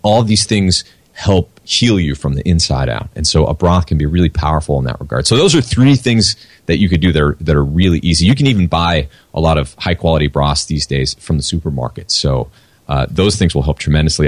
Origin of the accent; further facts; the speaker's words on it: New Hampshire, United States; I'm from New Hampshire